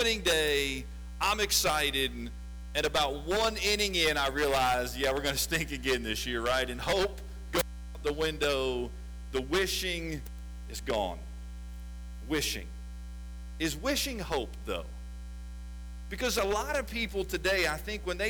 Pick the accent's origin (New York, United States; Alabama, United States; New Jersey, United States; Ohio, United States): Ohio, United States; West Chester; also born or lived in Lexington, Kentucky; I was born in Lexington, Kentucky, and then shortly after that moved to north of Cincinnati in a town called Westchester, Ohio. And that is where I was raised.